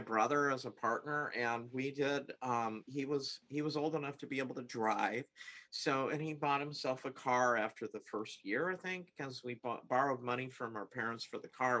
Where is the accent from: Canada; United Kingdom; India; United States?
United States; Seattle, Washington; I uh, was born and raised in the Seattle area